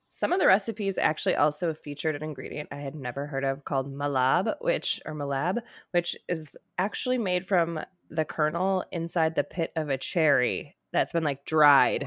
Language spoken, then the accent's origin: English; United States; I'm American as hell right now.